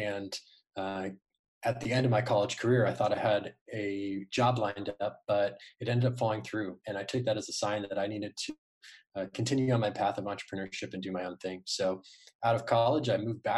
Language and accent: English; Arizona, United States; I started really young here in Arizona.